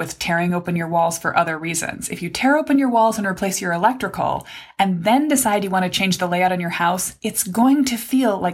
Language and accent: English; Midwest, United States; I was raised in the Midwest